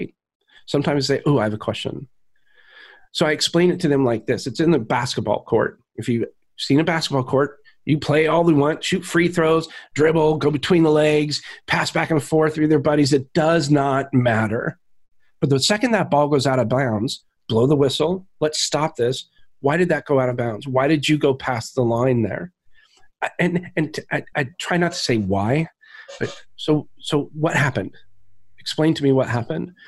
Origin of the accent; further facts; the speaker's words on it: Alaska, United States; moved away; I grew up in Alaska